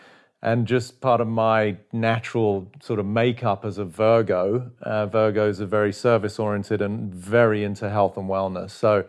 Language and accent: English; England, United Kingdom; now in United States; I mean, as a kid, I was growing up in England, obviously, footy, you know, yeah, soccer as they call it over here, was my passion.